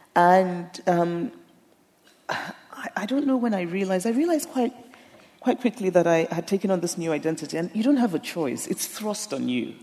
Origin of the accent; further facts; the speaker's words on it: Nigeria; being Nigerian